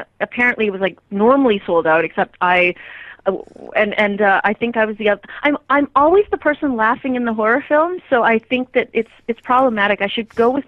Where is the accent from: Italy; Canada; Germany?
Canada; being Canadian